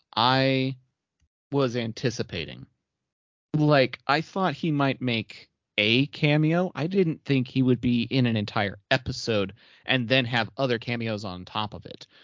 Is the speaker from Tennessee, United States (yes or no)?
no; Texas, United States; I'm a Texan